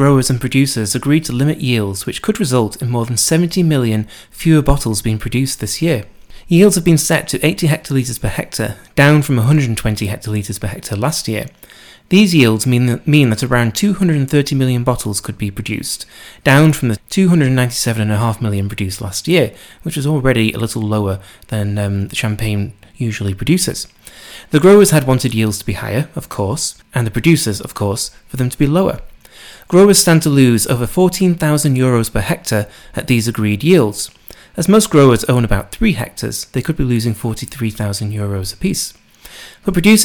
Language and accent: English; United Kingdom; I'm British